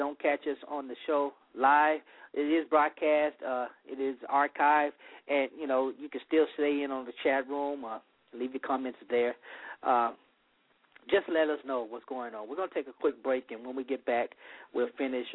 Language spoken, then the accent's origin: English; the South, United States; I'm from the South. It's warm.